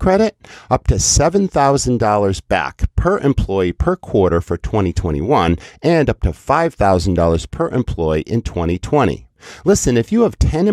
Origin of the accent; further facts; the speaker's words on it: New England, United States; I grew up in New England